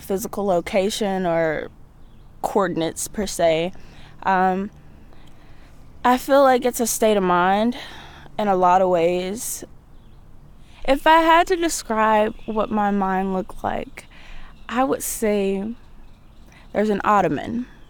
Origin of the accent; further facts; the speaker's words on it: Byram, Mississippi, United States; moved away as an adult; now in Troy, United States; I am from Byron, Mississippi. I tell people Jackson a lot 'cause they have no idea where Byron is, but it's right next door to Jackson.